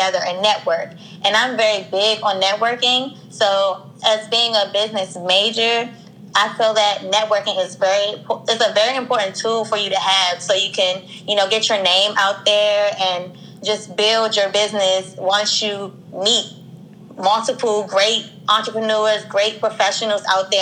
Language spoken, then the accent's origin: English; Washington, District of Columbia, United States; I'm from Washington, D.C.